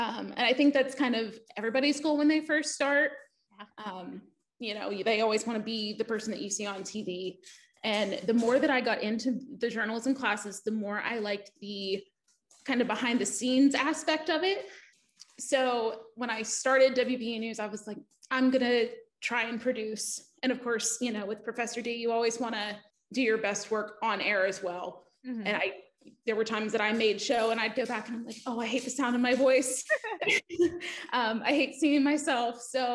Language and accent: English; East Liverpool, Ohio, United States; moved away as an adult; growing up in East Liverpool